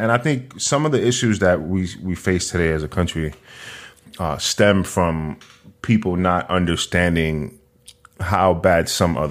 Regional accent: New York City, New York, United States; And, so I grew up in New York, in Manhattan specifically.

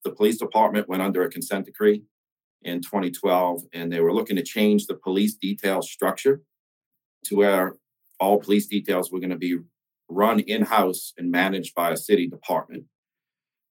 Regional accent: St. Bernard Parish, outside New Orleans, Louisiana, United States; I grew up in St. Bernard Parish, which is just outside New Orleans

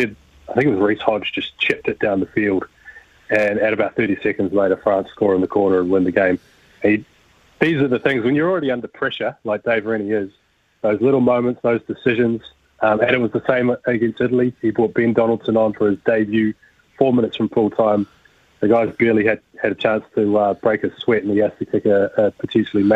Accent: New Zealand; growing up in New Zealand

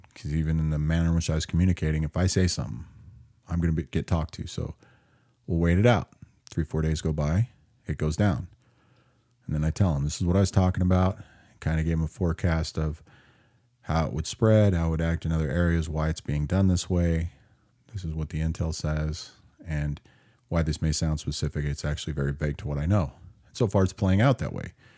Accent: Seattle, Washington, United States; If you can't figure out where my hometown is, 'cause it got crazy there lately, you're either not watching the news at all, or you have no idea that the mythical world of Chaz is in Seattle

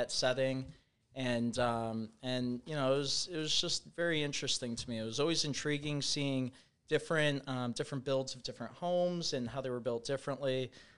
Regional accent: St. Charles, Illinois, United States; also born or lived in West Chicago, Illinois / Columbia, Missouri; I'm from St. Charles, Illinois. Initially, I grew up in West Chicago, moved to St. Charles in about, I think I was in third grade at the time

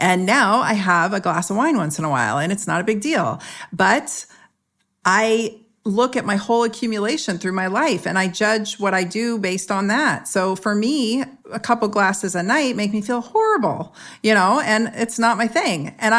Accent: San Jose, California, United States; I was sprayed with malathion when I was a kid growing up in San Jose in Northern California when they were spraying the fruit flies.

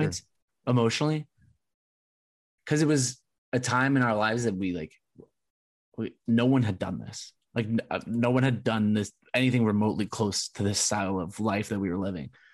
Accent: Southern California, United States; I grew up in SoCal

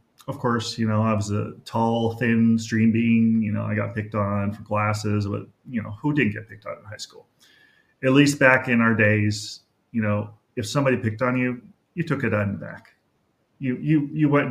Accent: Los Angeles, California, United States; I grew up in North Hollywood with my mom, single mom, and my brother.

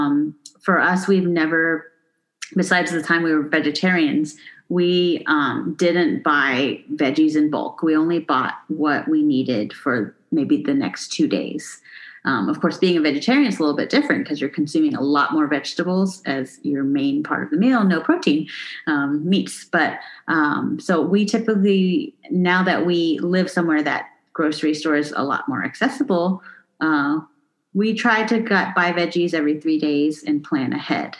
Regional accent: Houston, Texas, United States; moved away as an adult; also born or lived in San Francisco; I actually grew up eating more authentic Mexican food because I grew up in Houston

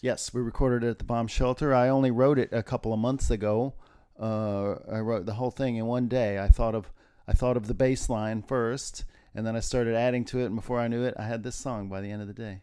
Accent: Terre Haute, Indiana, United States; moved away as an adult; also born or lived in Bloomington, Indiana / Hoboken, New Jersey / New York City; I'm from Indiana. I'm from t- the area of Terre Haute, Indiana

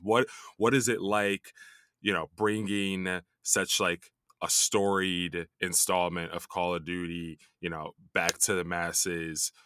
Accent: Chicago, Illinois, United States; also born or lived in New York; now in Los Angeles, United States; I, I lived in New York for a long time, grew up in Chicago.

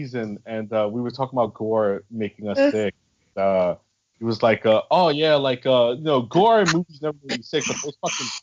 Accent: New York, United States; I'm from New York

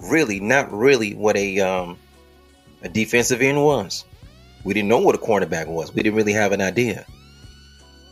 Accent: United States

